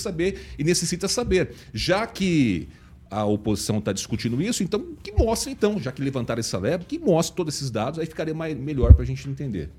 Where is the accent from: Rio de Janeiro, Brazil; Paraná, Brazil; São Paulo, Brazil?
Paraná, Brazil; eu sou paranaense